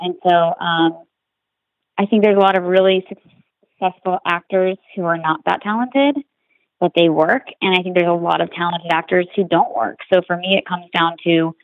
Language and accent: English; Roanoke, Virginia, United States; moved away as an adult; now in Los Angeles, United States; I grew up in Roanoke, Virginia